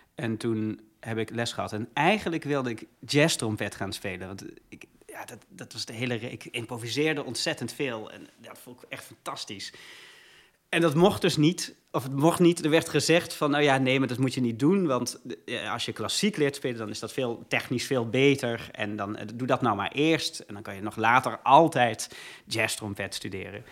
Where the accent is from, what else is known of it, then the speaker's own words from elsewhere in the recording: Leiden, South Holland, Netherlands; also born or lived in Heerlen, Limburg; ik ben in Heerlen geboren. Eh, in 1985 was dat. En op mijn achtste ben ik naar Leiden verhuisd met mijn ouders samen